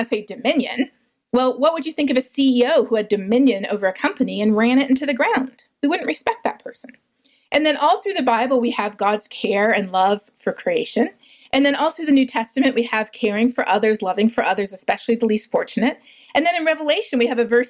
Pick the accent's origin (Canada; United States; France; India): Canada; moved away; also born or lived in South America; growing up in Canada